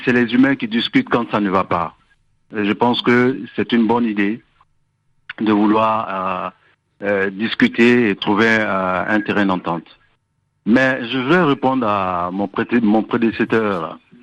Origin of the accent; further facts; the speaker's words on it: Côte d’Ivoire; nous sommes des Ivoiriens